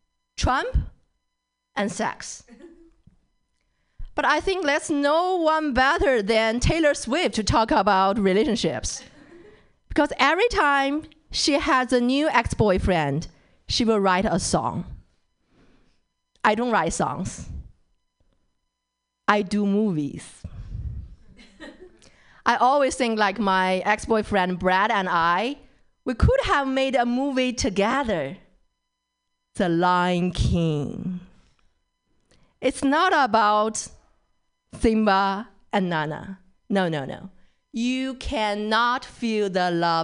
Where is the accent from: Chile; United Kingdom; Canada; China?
China; accent: Chinese English; English is a second language; moved away as an adult; now in California, United States; I'm from China.